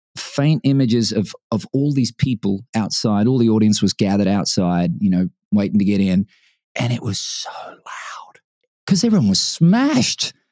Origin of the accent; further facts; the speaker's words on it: Brisbane, Queensland, Australia; moved away; Brisbane, my hometown